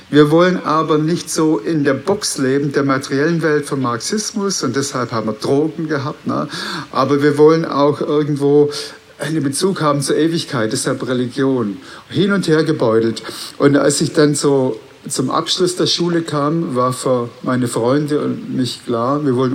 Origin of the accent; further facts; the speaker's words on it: Baden-Württemberg, Germany; Äh, meine Geschichte ganz kurz. Ich bin aufgewachsen auf der Schwäbischen Alb.